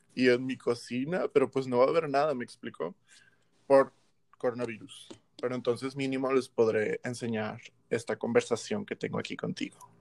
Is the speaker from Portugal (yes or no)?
no; Monterrey, Nuevo León, Mexico; nosotros los regios